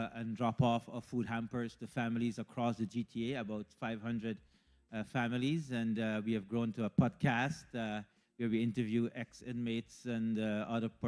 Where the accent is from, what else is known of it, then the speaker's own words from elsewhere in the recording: Guyana; moved away as an adult; also born or lived in India; now in Canada; I was born in Guyana, and to be brief, my education was at Queen's College in Guyana